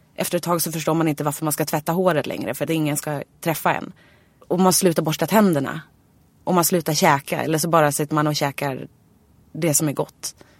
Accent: Nynäshamn, Stockholm County, Sweden; jag var ju från Nynäshamn

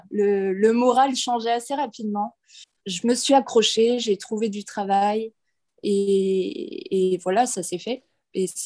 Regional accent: Nantes, Pays de la Loire, France; moved away as an adult; now in Canada; Alors moi, je viens de Nantes, j'ai 28 ans, je travaillais en France dans une école maternelle auprès des enfants. Donc euh, j'ai voulu partir au Canada

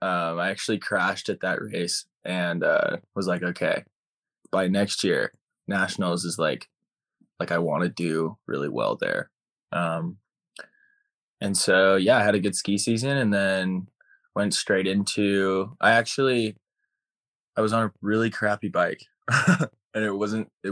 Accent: Utah, United States; I grew up in Utah, born and raised. I grew up originally on a ranch about an hour south of Salt Lake

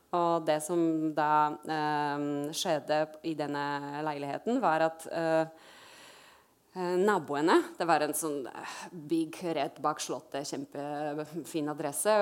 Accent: Poland; Norwegian is a second language; now in Norway; jeg er fra Polen

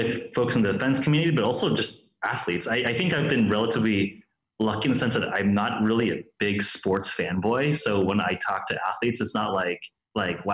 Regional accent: Los Angeles, California, United States; I grew up in Los Angeles, spent basically my entire life in California

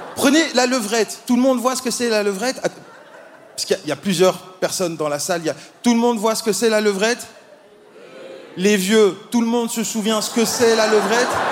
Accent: Belgium; moi, je viens de Belgique.

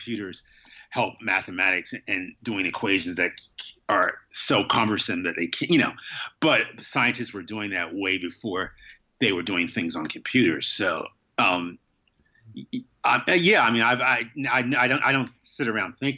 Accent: Wilmington, Delaware, United States; now in New York, United States; I didn't grow up in New York. I grew up in Wilmington, Delaware, but it's a small city

